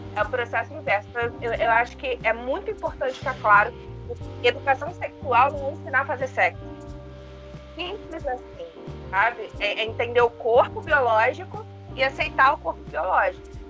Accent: Rio de Janeiro, Brazil; eu cresci no Rio de Janeiro, a capital do Rio de Janeiro, mas a minha família é nordestina

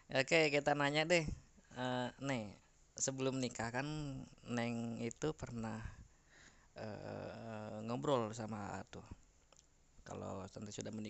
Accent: Central Java, Indonesia; jadi saya orang Jawa Tengah istri orang Jawa Barat

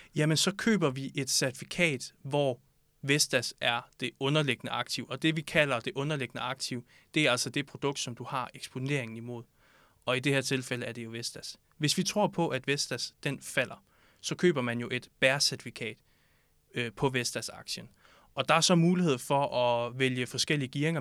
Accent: Southern Jutland, Southern Denmark, Denmark; moved away as an adult; now in Copenhagen, Denmark; så er jeg født og opvokset i Sønderjylland

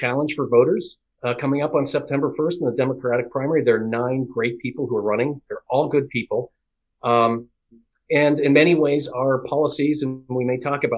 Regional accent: Boston, Massachusetts, United States; I was born in the Boston area, raised here

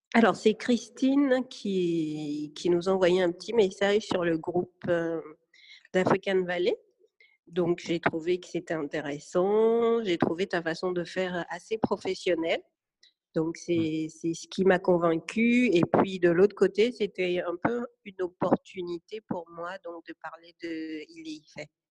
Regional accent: Benin; moved away; also born or lived in France / Togo; le Bénin, c'est comment on va dire bon, C'est mon pays d'origine

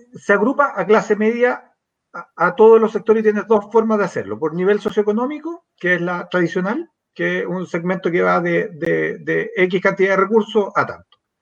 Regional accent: San Miguel, Santiago Metropolitan Region, Chile; me crié en la República Independiente de San Miguel

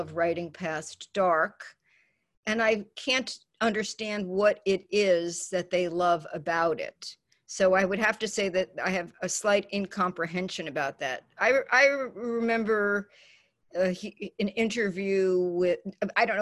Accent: New York City, New York, United States; moved away; growing up in the Bronx and not doing well in school

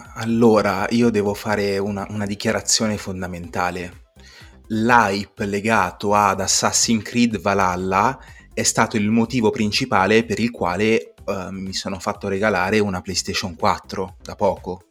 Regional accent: Cinisello Balsamo, Lombardy, Italy; vengo da Cinisello Balsamo, per gli amici Cinisello Beach

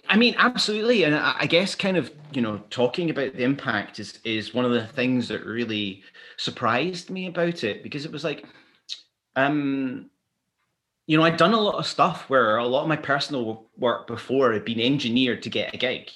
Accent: Glasgow, Scotland, United Kingdom; also born or lived in London; now in Edinburgh, United Kingdom; I was born in Glasgow

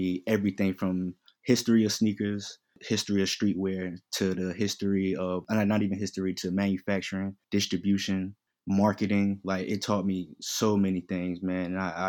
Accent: Queens, New York, United States; also born or lived in North Carolina; I'm originally from Queens, New York. You know what I mean? Moved down here. My pops moved us down here. So we've been back and forth between North Carolina and New York.

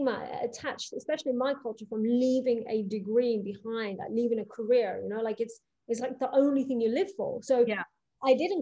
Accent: Coventry, West Midlands, United Kingdom; also born or lived in East Africa / Monaco; Actually, 9 years old was when I moved to Coventry. I was born I was born in East Africa.

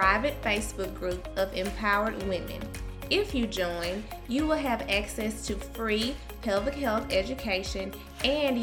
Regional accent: Charleston, Mississippi, United States; I am from Mississippi, very small town called Charleston, Mississippi. In Charleston, I was a cheerleader in high school

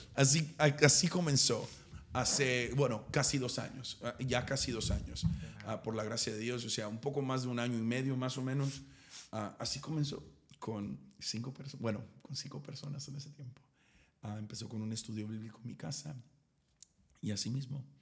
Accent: East Texas, United States; yo soy de East Texas, soy de una ciudad demasiado pequeña

